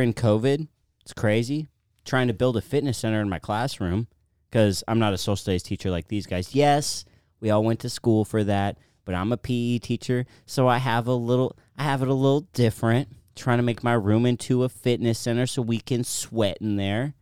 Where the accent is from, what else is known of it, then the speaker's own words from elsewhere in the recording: United States; I grew up in Washington, born and raised